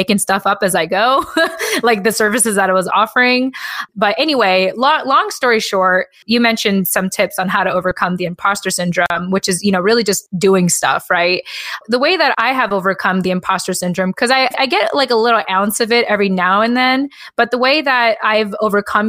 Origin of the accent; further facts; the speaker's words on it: United States; a lot of our parents left the Philippines thanks to the military. And I was born as an American